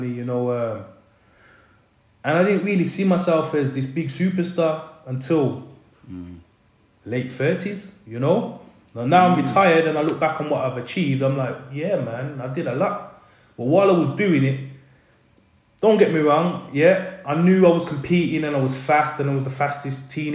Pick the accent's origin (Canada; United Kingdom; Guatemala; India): United Kingdom; Birmingham, West Midlands; also born or lived in London; now in Wales, United Kingdom; how can you leave Birmingham and live in London for so long? And how can you live in London and then move to Wales?